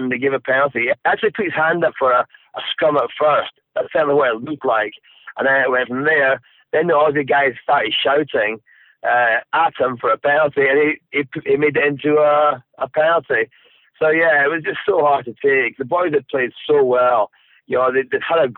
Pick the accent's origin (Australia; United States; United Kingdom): United Kingdom; Scotland; as a Scotsman, as a rugby fan